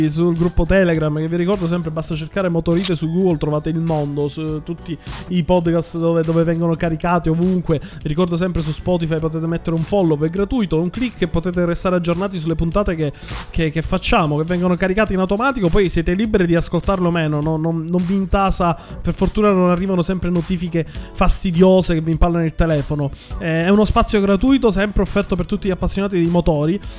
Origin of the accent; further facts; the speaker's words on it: Milan, Lombardy, Italy; Me, ma sono di Milano pure io, Jack, si sente? Si sente tantissimo. Si sente tanto, perché io sono come Abatantuono, il terrungello di Milano.